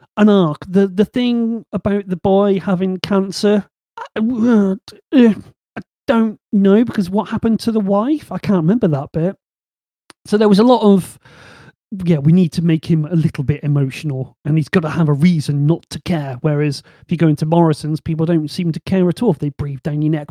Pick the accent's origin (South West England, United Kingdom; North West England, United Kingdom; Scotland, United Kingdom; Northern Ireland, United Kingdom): South West England, United Kingdom; Bristol; accent: Bristol; my Bristol accent